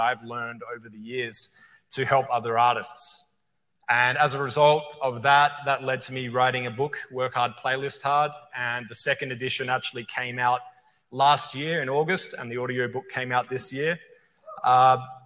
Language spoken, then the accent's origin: English; Adelaide, South Australia, Australia; moved away as an adult; now in California, United States; playing local bars and venues in my hometown in Adelaide, Australia